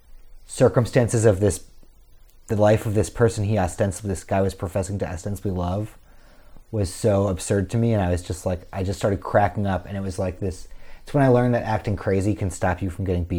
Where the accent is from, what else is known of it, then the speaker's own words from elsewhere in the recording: Westchester County, New York, United States; I'm from Westchester County, New York.